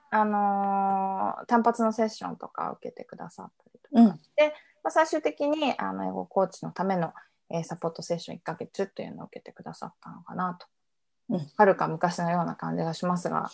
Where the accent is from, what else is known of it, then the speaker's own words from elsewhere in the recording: Iwaki, Fukushima, Japan; 福島県のいわき市っていう田舎出身